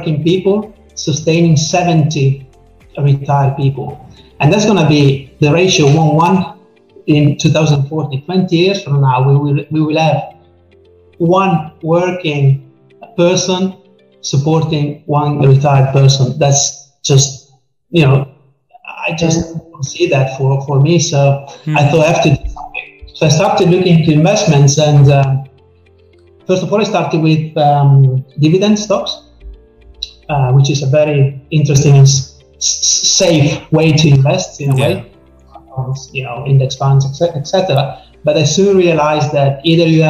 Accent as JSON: {"language": "English", "country": "Italy", "said": "I come from Italy, so especially at this latitude, we don't talk about money"}